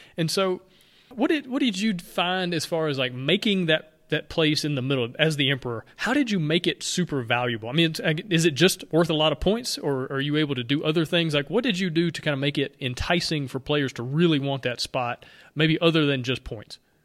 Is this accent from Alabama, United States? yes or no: yes; Alabama, United States; accent: Alabama; my Alabama accent